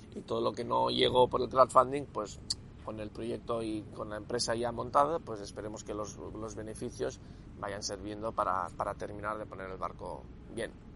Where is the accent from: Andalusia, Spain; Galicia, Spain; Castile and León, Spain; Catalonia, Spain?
Catalonia, Spain; Cataluña, de que soy catalán